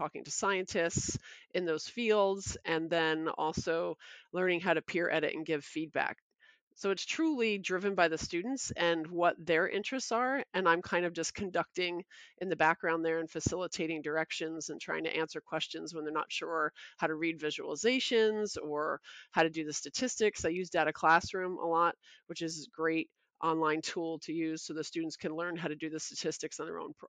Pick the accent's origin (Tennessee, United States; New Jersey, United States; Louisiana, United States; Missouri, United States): New Jersey, United States; Toms River; also born or lived in Brooklyn, New York; I started off K through 12 in Toms River. I was born in Brooklyn and then we moved down here.